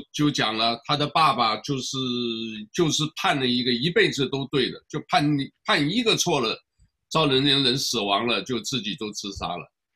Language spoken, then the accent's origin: Chinese; Taiwan; now in United States; 因为我是台湾来的